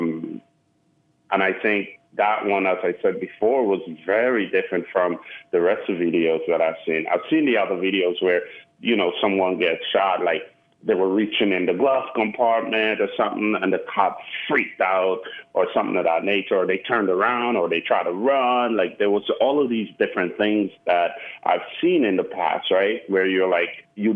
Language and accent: English; New York City, New York, United States; also born or lived in Caribbean; now in Austin, United States; growing up in Brooklyn